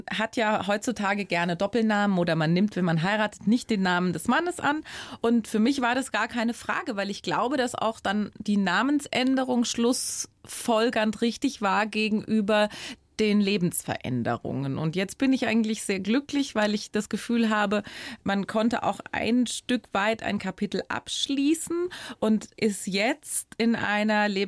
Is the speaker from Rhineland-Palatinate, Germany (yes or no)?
yes; Rhineland-Palatinate, Germany; born or raised there